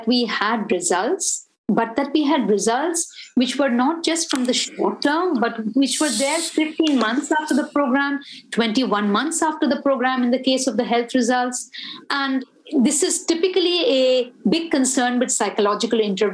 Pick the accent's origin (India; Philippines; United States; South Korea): India; it kind of made me feel proud as an Indian